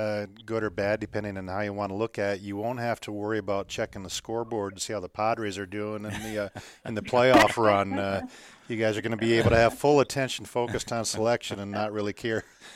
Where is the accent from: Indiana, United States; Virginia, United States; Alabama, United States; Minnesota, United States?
Minnesota, United States; moved away; I grew up in Minnesota, so I'm still a Twins fan